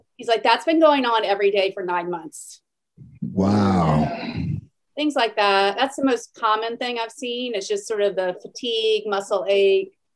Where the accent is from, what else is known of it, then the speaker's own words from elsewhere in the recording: Atlanta, Georgia, United States; moved away as an adult; also born or lived in Stanford, California; now in Houston, United States; I grew up in Atlanta